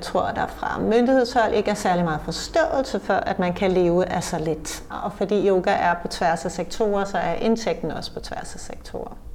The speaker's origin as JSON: {"language": "Danish", "town": "Copenhagen", "region": "Capital Region of Denmark", "country": "Denmark", "said": "vi som københavnere"}